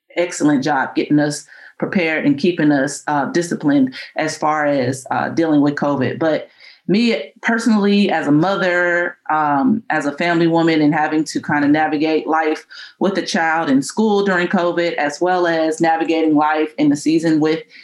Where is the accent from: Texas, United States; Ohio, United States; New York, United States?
Texas, United States; San Antonio; moved away; being there in San Antonio, and I'm from San Antonio. So it was great to be home coaching